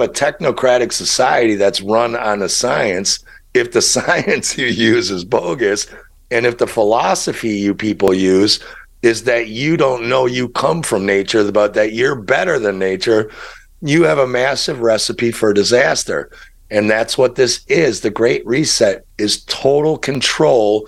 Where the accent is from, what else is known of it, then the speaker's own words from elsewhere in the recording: Chicago, Illinois, United States; moved away; I'm from Chicago